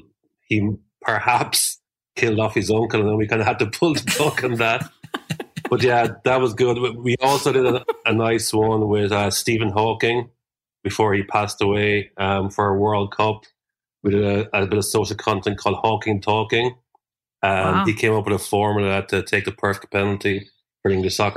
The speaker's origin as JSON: {"language": "English", "town": "Cork", "region": "Munster", "country": "Ireland", "moved": "yes", "lives_now": "Dublin, Ireland", "said": "I'm actually a Cork man living in Dublin."}